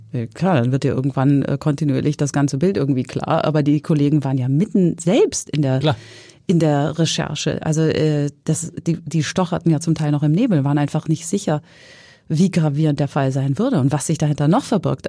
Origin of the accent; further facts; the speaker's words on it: Hesse, Germany; now in Hamburg, Germany; ich komme aus Hessen